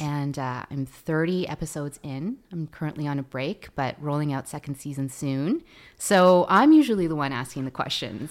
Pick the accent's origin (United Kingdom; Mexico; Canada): Canada; Vancouver, British Columbia; first language Tagalog; English is a second language; also born or lived in Philippines / California; I did most of my growing up here. We moved up here when I was six